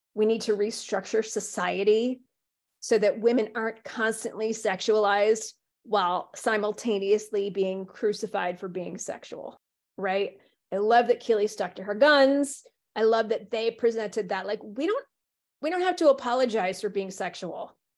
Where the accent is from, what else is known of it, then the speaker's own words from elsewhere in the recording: United States; as an American